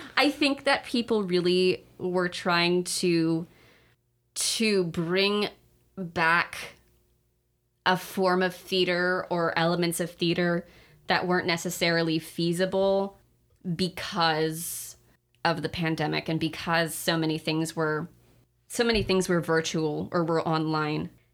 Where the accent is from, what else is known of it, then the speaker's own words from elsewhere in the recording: Sacramento, California, United States; in Sacramento, in my hometown